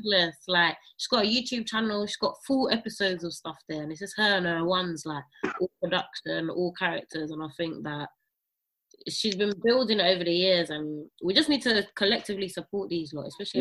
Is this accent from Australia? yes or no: no; St. Lucia; now in United Kingdom; I grew up in Saint Lucia